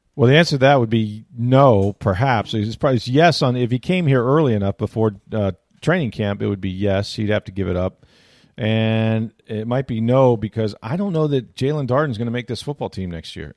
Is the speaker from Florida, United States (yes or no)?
yes; Tampa, Florida, United States; I grew up in Tampa Bay